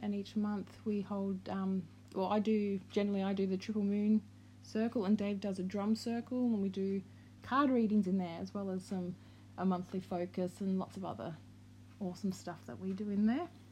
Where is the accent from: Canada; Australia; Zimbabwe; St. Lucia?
Australia; also born or lived in Victoria, Australia / Brisbane, Queensland, Australia; We're from Australia